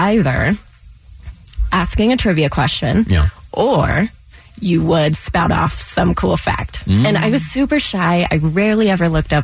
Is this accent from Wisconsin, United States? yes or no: no; Virginia, United States; moved away; I said, Virginia